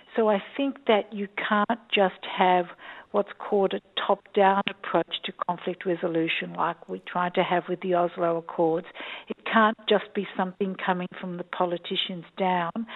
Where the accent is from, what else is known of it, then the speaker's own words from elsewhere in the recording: Australia; moved away as an adult; also born or lived in Jerusalem, Israel; I am an Australian. I um, I was born here